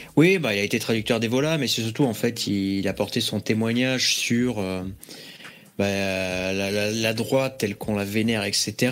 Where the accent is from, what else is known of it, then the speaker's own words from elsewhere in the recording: Bayonne, Nouvelle-Aquitaine, France; je suis de Bayonne